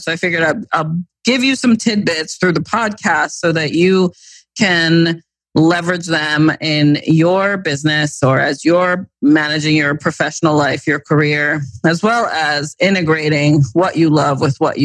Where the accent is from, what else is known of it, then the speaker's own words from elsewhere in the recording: East Coast, United States; growing up on the East Coast